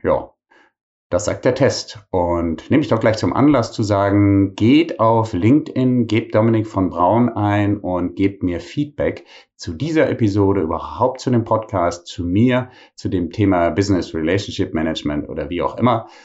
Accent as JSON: {"language": "German", "town": "Bonn", "region": "North Rhine-Westphalia", "country": "Germany", "tie": "born or raised there", "moved": "yes", "said": "in meiner alten Heimatstadt Bonn"}